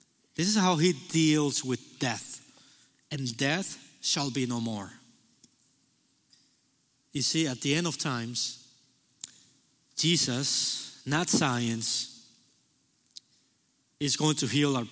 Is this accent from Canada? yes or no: no; Cuba; now in United States; I was born in Cuba